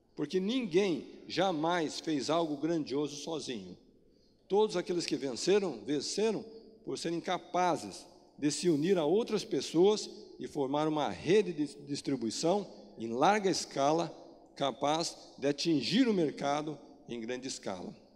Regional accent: Brazil; nós, como brasileiro

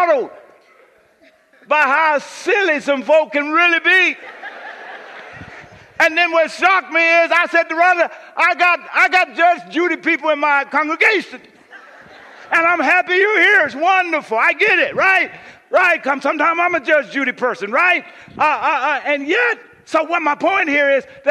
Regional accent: Boston, Massachusetts, United States; moved away; I'm from Boston

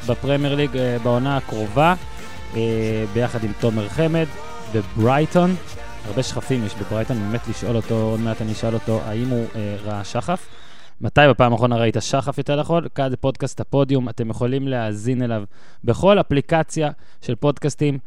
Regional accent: Ben Ami, Northern District, Israel; גדלתי במושב בן עמי, שזה קרוב, מה זה, שלוש דקות נסיעה אליך לדעתי

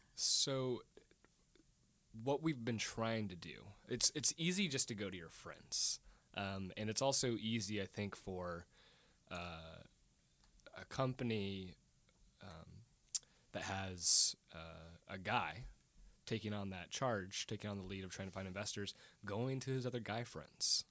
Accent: Portland, Oregon, United States; now in Tacoma, United States; we grew up in East Portland

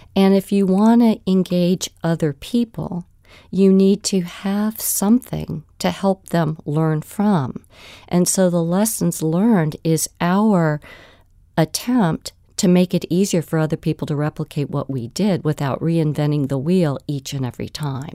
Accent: Virginia Beach, Virginia, United States; my hometown of Virginia Beach

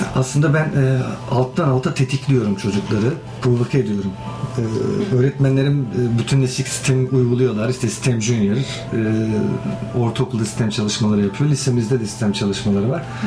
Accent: Kilis, Kilis Province, Turkey; ben Kilisliyim, Güneydoğuluyum

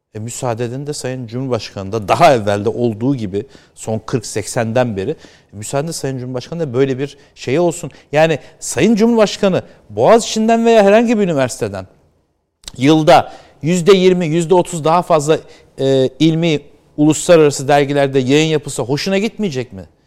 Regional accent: United States; moved away; ben orada büyüdüm

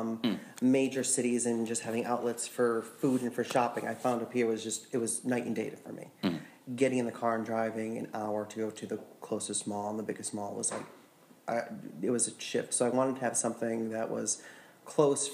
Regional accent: Waterbury, Connecticut, United States; moved away as an adult; now in Utica, United States; I was born and raised in Waterbury

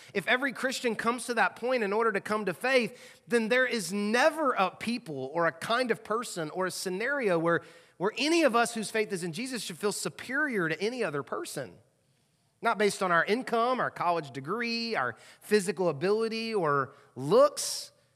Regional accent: the South, United States; moved away as an adult; now in Louisville, United States; I've lived here now eighteen years, and I don't feel like I'm in the South, 'cause I grew up in the South

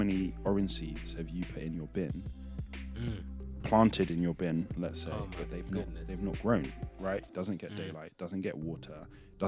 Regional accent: Nigeria; I'm Nigerian

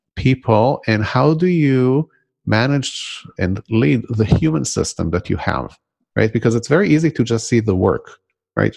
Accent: Israel; born or raised there; first language Hebrew; English is a second language; moved away

